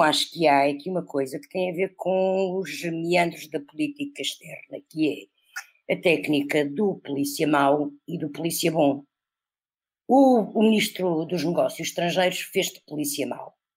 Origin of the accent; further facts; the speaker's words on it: Portugal; como nós, portugueses